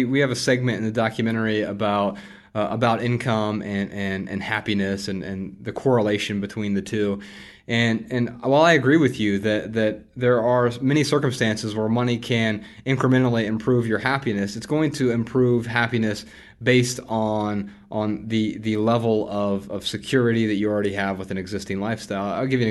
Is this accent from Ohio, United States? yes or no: yes; Dayton, Ohio, United States; I grew up really poor in Dayton, Ohio, on food stamps and welfare, government assistance, you know, WIC programs